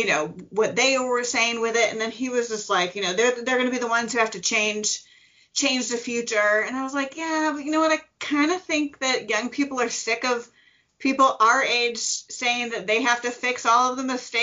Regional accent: Midwest, United States; I'm a Midwesterner

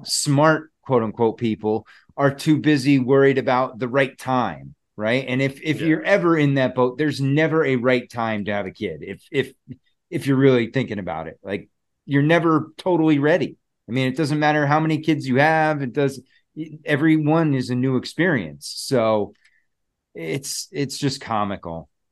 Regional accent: New Jersey, United States; I was born in New Jersey

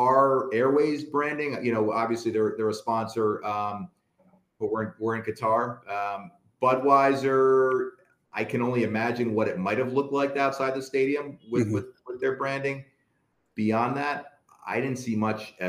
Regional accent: United States; also born or lived in Wales; I'm an American.

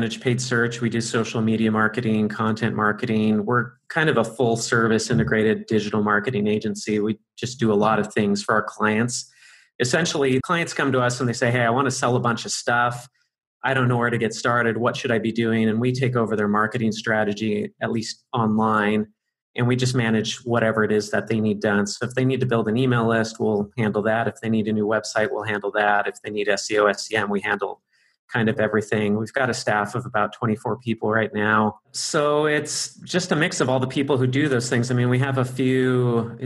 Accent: Arcadia, California, United States; moved away as an adult; now in Hong Kong; where I grew up in California, in Arcadia, California

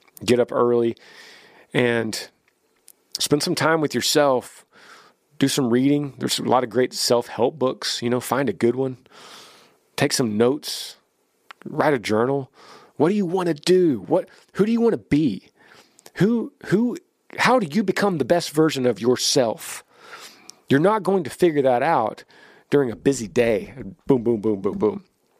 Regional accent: Ohio, United States; moved away as an adult; now in South Carolina, United States; We're originally from Ohio. Funny that I misspoke Ohio earlier. And all of our family lives in Ohio still. We moved to South Carolina for a job opportunity for my husband almost 5 years ago now.

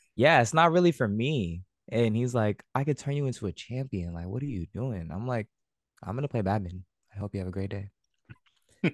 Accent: American Canyon, California, United States; also born or lived in Vallejo / San Diego; I grew up in American Canyon. Uh, I lived in Vallejo for some time as well. Um, that is in Northern California

